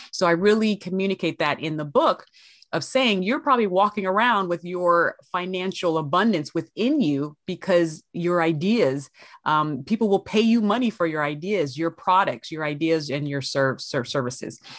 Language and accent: English; Los Angeles, California, United States; also born or lived in San Bernardino, California; I hail from Los Angeles, California, out per way of San Bernardino